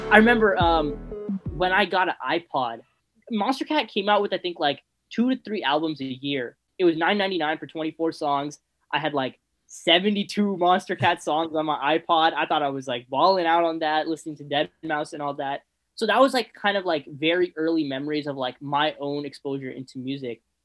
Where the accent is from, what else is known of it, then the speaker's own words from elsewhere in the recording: San Fernando Valley, California, United States; I grew up in San Fernando Valley